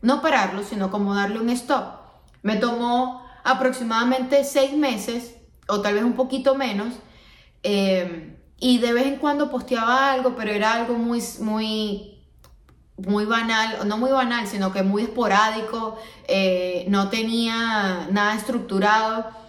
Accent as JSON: {"language": "Spanish", "country": "Venezuela", "also_born_or_lived": "Miami", "moved": "as an adult", "lives_now": "United States", "said": "vengo de Venezuela, una zona que es muy tropical, que todo el año tenemos calor"}